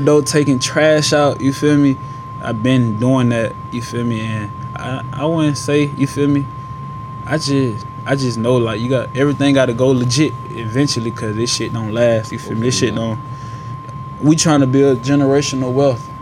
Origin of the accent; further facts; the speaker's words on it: Atlanta, Georgia, United States; moved away as an adult; now in Toledo, United States; I'm from Atlanta. I'm from uh, the west side of Atlanta